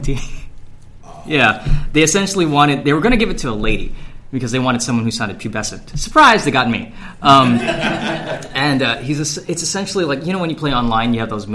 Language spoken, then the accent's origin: English; Hawaii, United States; now in Texas, United States; I'm from Hawaii. We can walk there or there are buses to take us. So I never really needed to learn how to drive. And then I moved to Texas